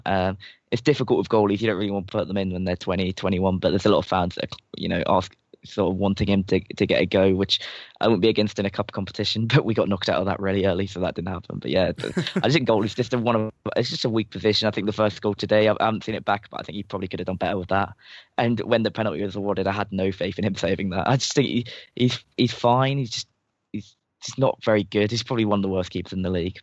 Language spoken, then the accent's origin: English; England, United Kingdom; I'm English and we are just really bad